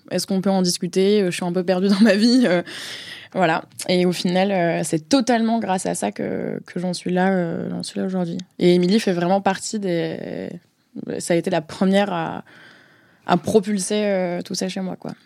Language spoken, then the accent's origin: French; Marseille, Provence-Alpes-Côte d'Azur, France; moved away as an adult; also born or lived in Paris region / Scotland; now in Paris, France; j'ai 26 ans, j'habite à Paris, j'ai grandi à Marseille